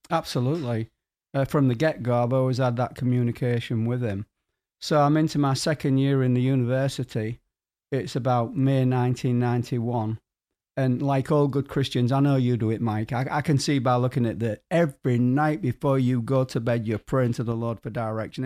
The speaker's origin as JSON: {"language": "English", "town": "Hull", "region": "Yorkshire and the Humber", "country": "United Kingdom", "tie": "born or raised there", "also_born_or_lived": "Guatemala", "moved": "yes", "said": "my hometown of Kingston upon Hull"}